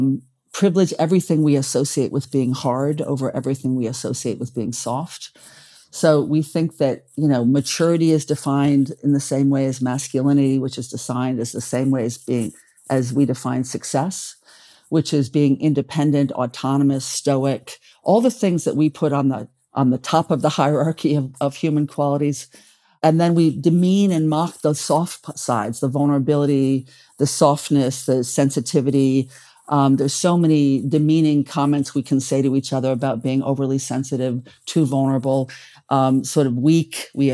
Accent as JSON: {"language": "English", "town": "Paris", "region": "Île-de-France", "country": "France", "tie": "born there", "also_born_or_lived": "China / United Arab Emirates", "said": "I've lived in China for many years. Abu Dhabi in the United Arab Emirates, you know, in Europe. I was born in Paris."}